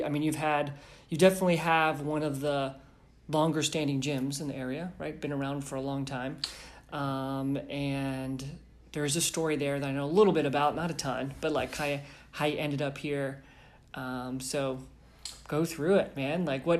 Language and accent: English; James Island, South Carolina, United States; now in Daniel Island, United States; I grew up in James Island. I miss James Island now that I'm all the way over here on Daniel Island.